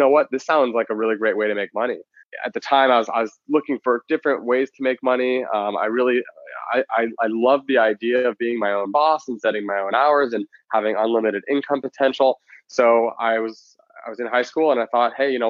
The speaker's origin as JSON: {"language": "English", "town": "Palos Verdes", "region": "California", "country": "United States", "tie": "born or raised there", "also_born_or_lived": "San Luis Obispo, California / Silicon Valley", "lives_now": "San Francisco, United States", "said": "I grew up in Southern California"}